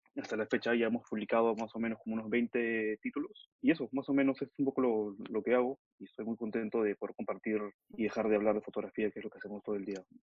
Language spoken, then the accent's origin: Spanish; Lima, Peru; also born or lived in Mexico; Yo nací en México, pero toda mi vida la he transcurrido en, en Perú, en Lima